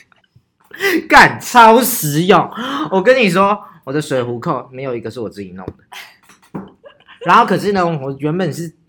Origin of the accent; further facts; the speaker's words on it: Taichung, Taiwan; 我们北屯人。我跟你讲，我们台中人就是这样，霸气